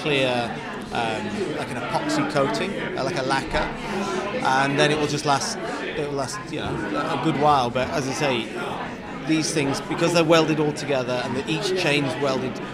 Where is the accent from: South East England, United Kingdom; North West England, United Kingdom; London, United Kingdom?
North West England, United Kingdom; Lancaster; also born or lived in Morecambe; I grew up in Lancaster, Morecambe, went to school in the area, and I now live in the area